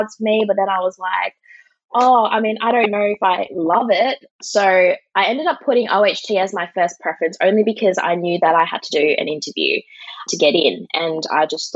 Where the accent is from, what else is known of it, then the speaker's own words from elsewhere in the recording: Perth, Western Australia, Australia; moved away as an adult; now in Sydney, Australia; I'm from Perth, Western Australia.